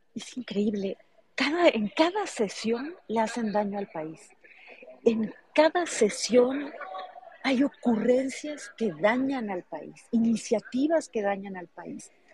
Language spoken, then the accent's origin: Spanish; Hermosillo, Sonora, Mexico; Yo nací en Hermosillo, pero mi papá nació en Ures